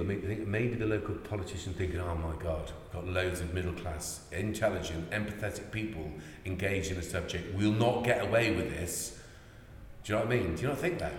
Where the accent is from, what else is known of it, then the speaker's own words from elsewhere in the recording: Ireland; now in Chippenham, United Kingdom; we're Irish immigrant, uh, uh, economic immigrants